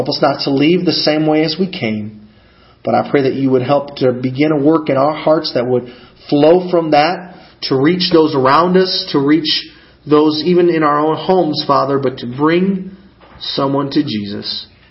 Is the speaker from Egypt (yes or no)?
no; Argentina; also born or lived in Kankakee, Illinois, United States; So I'm originally from up north. I was born in Bourbonnais or Kankakee, Illinois. That's where I was originally born, and as your pastor mentioned, I actually grew up on the mission field in the country of Argentina.